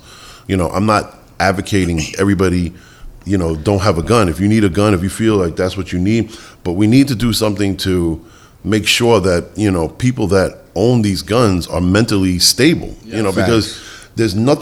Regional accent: New York City, New York, United States; also born or lived in Bronx, New York; I grew up in the Bronx, but was raised in Queens.

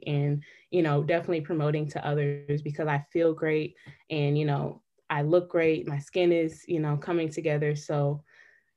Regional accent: Detroit, Michigan, United States; also born or lived in North Carolina; I am from Detroit, Michigan

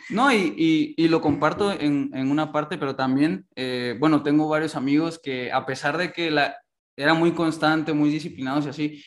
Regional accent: Mexico; nosotros como mexicanos

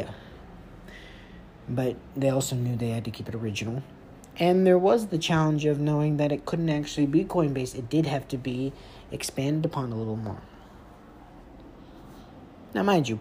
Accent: Atlanta, Georgia, United States; I'm from Atlanta, from the A's

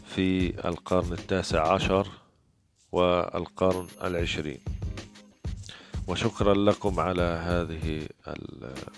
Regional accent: Gaza, Gaza Strip, Palestine; من فلسطين غزة

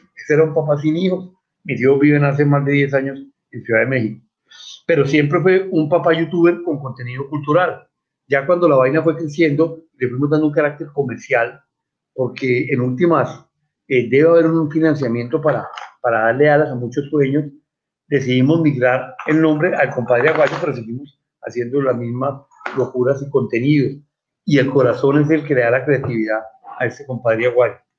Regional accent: Cali, Valle del Cauca, Colombia; also born or lived in Bogotá; Yo soy del Colegio Franciscano, orgullosamente de Pío 12, de Cali, cuando fuimos a vivir a Bogotá, por allá en el 70, seguí con los franciscanos, estuve en el Virrey Solís y después volví a Cali a graduarme

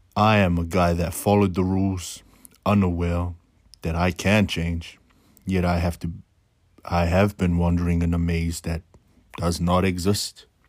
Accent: Auckland, New Zealand; I am your typical brown brother, born and raised in South Auckland, New Zealand

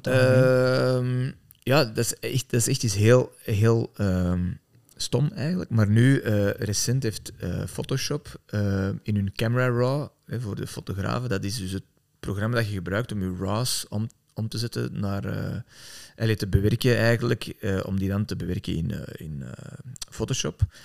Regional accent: Antwerp, Flanders, Belgium; ik ben zelf van Antwerpen

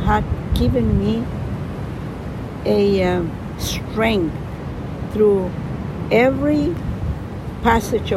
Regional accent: Colombia; accent: Colombian; English is a second language; moved away as an adult; also born or lived in La Paz, Bolivia / Miami / Switzerland; I was born in La Paz, Bolivia. My mother was from there, my father was from Colombia. And when I got 6 years old, we moved to Colombia. My accent in Spanish is only Colombian

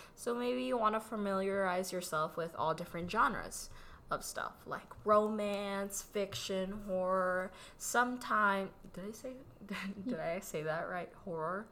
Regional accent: Philippines; accent: Filipino; moved away; I was born in the Philippines and I had a Filipino accent for the majority of my life. I still kind of do with certain words.

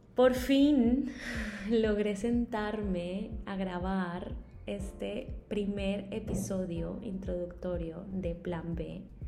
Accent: Maicao, La Guajira, Colombia; moved away; also born or lived in Bogotá; soy colombiana y nací en un pueblo muy pequeño en el norte de Colombia llamado Maicao

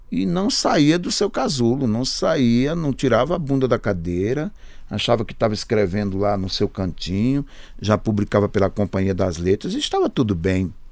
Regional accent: Sertânia, Pernambuco, Brazil; now in São Paulo, Brazil; Mas aqui era mal abrir a boca, de onde você é? Sertânia. Sabe? Me obrigou a dizer Sertânia. Pernambuco.

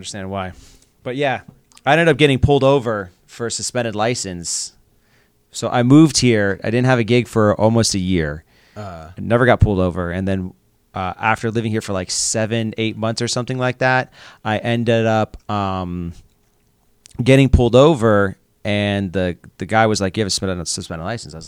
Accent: South Florida, United States; moved away as an adult; also born or lived in West Palm Beach, Florida / Las Vegas; the town I grew up in is an hour away.

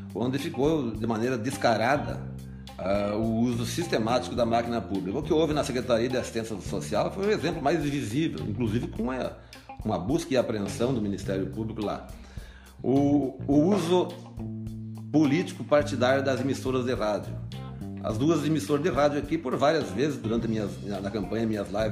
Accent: Antônio Juiz, Rio Grande do Sul, Brazil; also born or lived in Santo Ângelo; eu sou um filho de Antônio Juiz, nasci no Antônio Juiz, vim para Santo Ângelo logo com 11 anos de idade

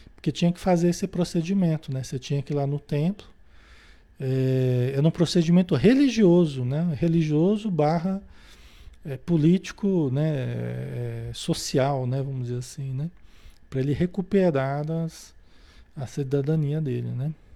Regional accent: Marília, São Paulo, Brazil; Eu mesmo venho de uma cidade, eu nasci em Marília, em São Paulo, no interior de São Paulo

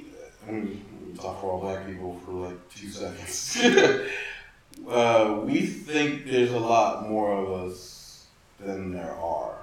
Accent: Atlanta, Georgia, United States; growing up in Atlanta, where there's black people everywhere

